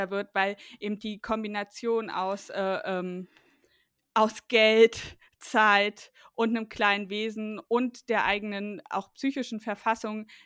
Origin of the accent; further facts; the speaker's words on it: East Germany, Germany; also ich komme ja aus ähm, aus dem Osten Deutschlands